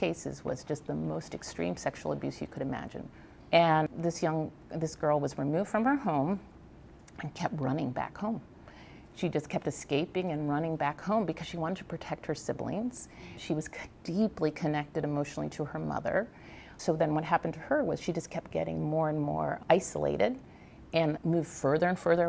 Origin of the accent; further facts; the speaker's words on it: Virginia, United States; I grew up in Virginia.